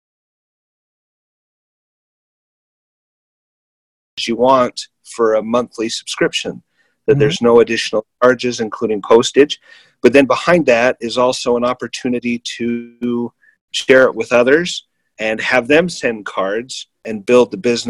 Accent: northern Utah, United States; also born or lived in Florida; I'm from Utah originally, grew up in northern Utah

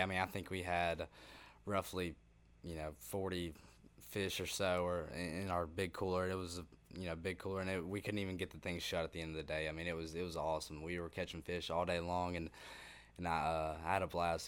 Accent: Helena, Alabama, United States; I'm from Helena High School that's where I graduated

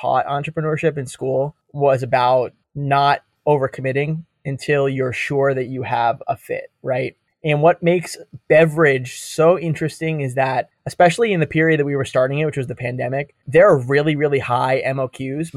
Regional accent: New Brunswick, New Jersey, United States; also born or lived in London; I was born in the town where J&J is headquartered, New Brunswick, New Jersey. So I drive past their tower my entire life

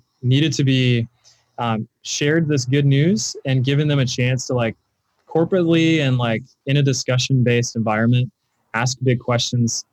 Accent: Vass, North Carolina, United States; also born or lived in Fayetteville, North Carolina; now in Raleigh, United States; I was originally born in Fayetteville, North Carolina, and moved pretty soon after that to the Southern Pines, Pinehurst area. The little town I grew up in is called Vass

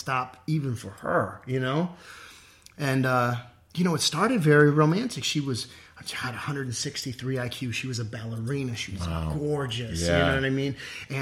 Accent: Orange County, California, United States; I grew up in Orange County.

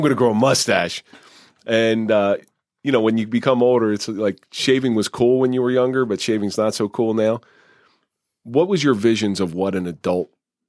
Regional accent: Ireland; Try doing roofing as an Irish person.

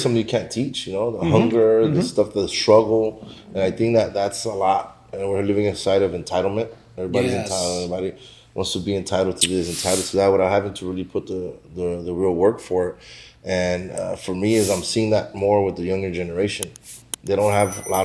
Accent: Los Angeles, California, United States; I grew up in South Central

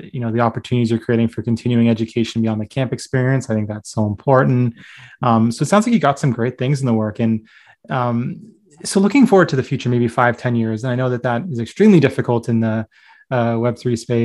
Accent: Canada; as a Canadian and someone who lives in Canada

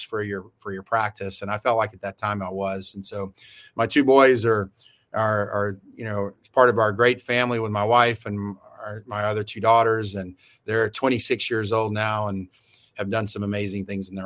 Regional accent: Memphis, Tennessee, United States; moved away as an adult; also born or lived in Mississippi / Huntsville, Alabama / Chicago / Dallas; So I was born in Memphis, Tennessee. So grew up in the South

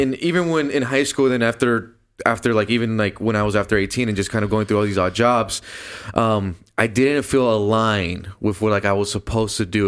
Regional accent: Downey, California, United States; born or raised there

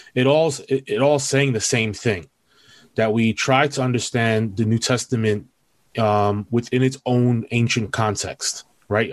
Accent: New York City, New York, United States; I am born and bred in New York City. Um, I'm originally from East Harlem

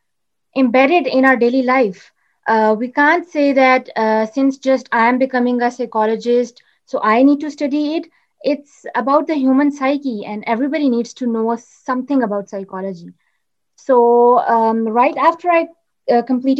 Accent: Islamabad, Islamabad Capital Territory, Pakistan; I'm from Islamabad, Pakistan.

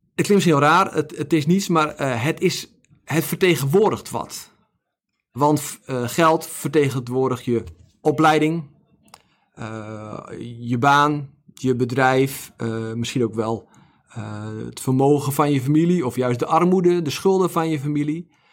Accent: Netherlands

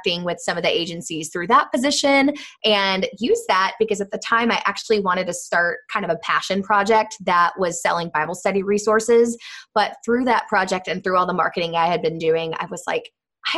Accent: Indianapolis, Indiana, United States; moved away as an adult; also born or lived in Florida; I'm from Indianapolis

